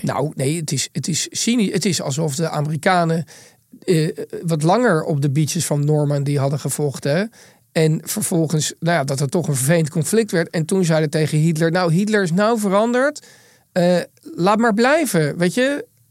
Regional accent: Netherlands

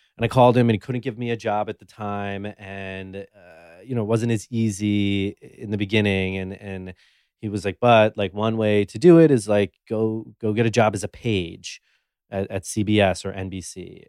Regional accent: New York City, New York, United States; I was born and raised in New York City on the Upper East Side

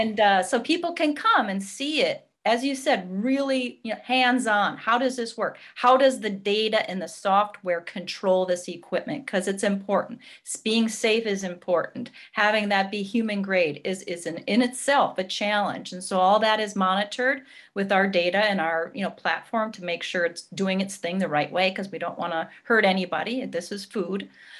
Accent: Minneapolis, Minnesota, United States; Yes, I was, and I'm proud to be from Minnesota, and my roots are agriculture. That's what we do here.

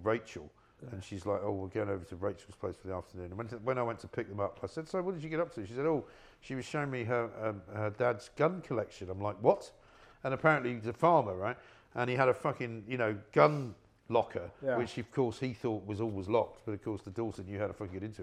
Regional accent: London, United Kingdom; also born or lived in Bath / New York; I grew up in London like you, and then I lived in Bath for a while, went to university, lived in London, lived in New York

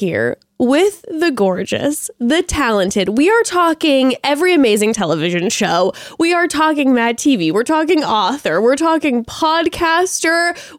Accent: Orange County, California, United States; I born and raised Orange County for me.

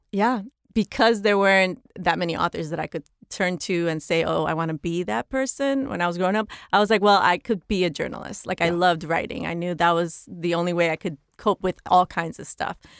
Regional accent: New York City, New York, United States; moved away as an adult; now in Los Angeles, United States; I grew up in the Bronx and because I grew up in the housing projects

